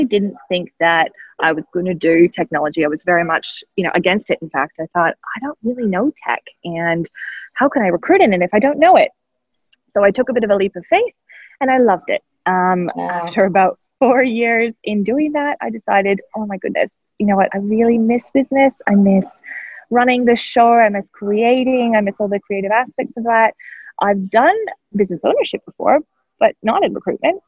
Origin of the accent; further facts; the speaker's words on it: Canada; moved away as an adult; now in Australia; I'm not Australian. I am a Canadian-born Australian adoptee, I like to say. I have been in Australia, nearly 12 years now.